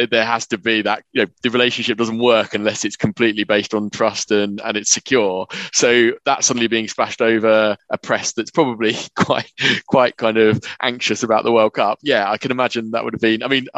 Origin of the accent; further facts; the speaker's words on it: England, United Kingdom; we're English